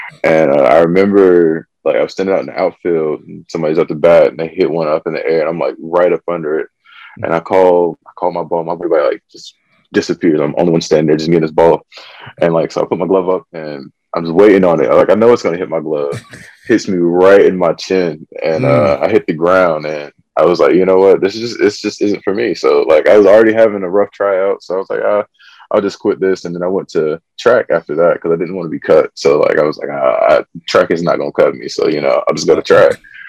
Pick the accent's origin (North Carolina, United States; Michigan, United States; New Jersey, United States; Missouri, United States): North Carolina, United States; Fayetteville; So I did a lot of moving around, but we did a lot of moving around within Fayetteville.